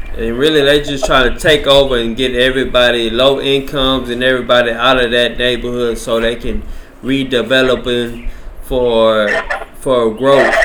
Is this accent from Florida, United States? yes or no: no; Louisiana, United States; moved away; I'm from Louisiana.